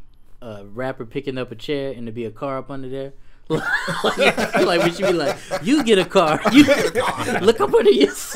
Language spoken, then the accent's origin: English; Atlanta, Georgia, United States; moved away; also born or lived in Memphis, Tennessee; I spent most of my time was spent in Atlanta. I was born in Memphis, but I moved to Atlanta. That's where I spent most of my time.